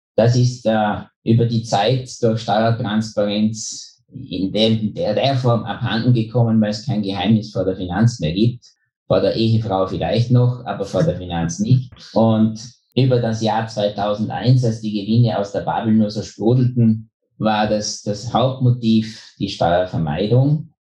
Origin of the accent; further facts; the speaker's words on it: Bregenz, Vorarlberg, Austria; moved away as an adult; also born or lived in Innsbruck / Vienna / New York; now in Liechtenstein; ich bin Österreicher, geboren gerade über der Grenze am Bodensee in Bregenz, war dann im Studium in Innsbruck